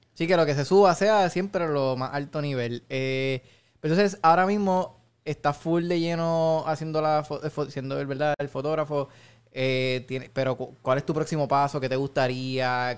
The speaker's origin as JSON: {"language": "Spanish", "country": "Puerto Rico", "said": "nosotros como puertorriqueños"}